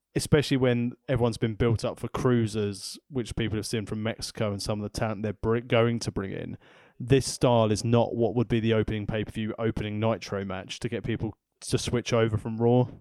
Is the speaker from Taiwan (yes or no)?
no; England, United Kingdom; I'm from England